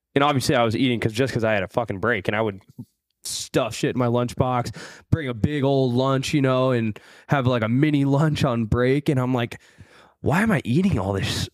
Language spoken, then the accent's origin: English; Midwest, United States; I'm from the Midwest.